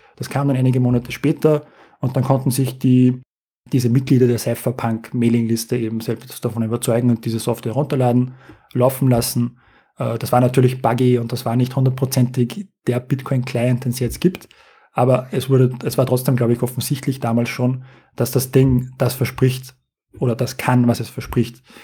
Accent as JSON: {"language": "German", "country": "Austria", "said": "Also wir als Europäer, als Österreicher"}